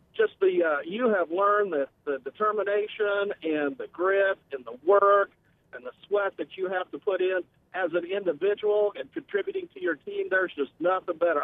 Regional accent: Illinois, United States; moved away; I grew up in Illinois

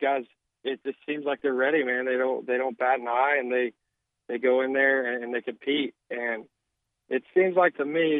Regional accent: Arkansas, United States; also born or lived in Meridian, Mississippi; my home state. You know, every kid growing up in Arkansas

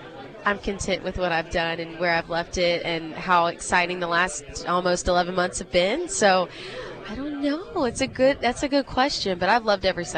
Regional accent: Harrison, Arkansas, United States; I'm from Harrison. I went to Harrison High School there. Then I went to the University of Central Arkansas.

